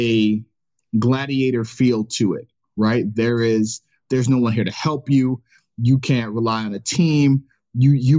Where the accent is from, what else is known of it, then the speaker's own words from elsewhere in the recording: Cleveland, Ohio, United States; growing up in Cleveland